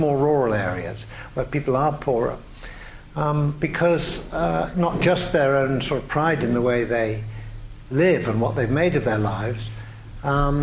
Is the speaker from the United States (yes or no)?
no; England, United Kingdom; I'm English